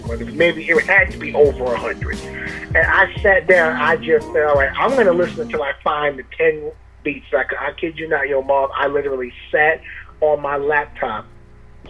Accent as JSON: {"language": "English", "town": "Amityville", "region": "New York", "country": "United States", "said": "I'm from Amityville"}